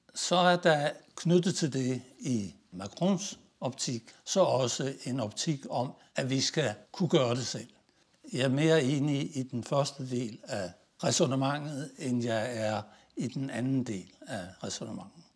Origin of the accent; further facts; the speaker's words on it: Denmark; moved away as an adult; also born or lived in Italy; meget som dansker